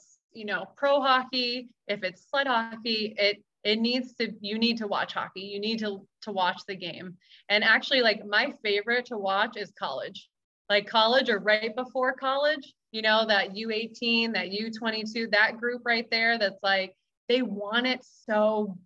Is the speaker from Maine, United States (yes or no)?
yes; Maine, United States; So I grew up in Maine. I grew up in New England